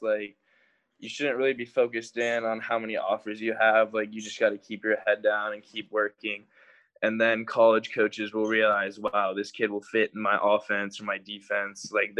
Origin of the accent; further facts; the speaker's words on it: Florida, United States; also born or lived in San Diego, United States; I'm a boy growing up in Florida and San Diego, so I think it's going to be pretty hard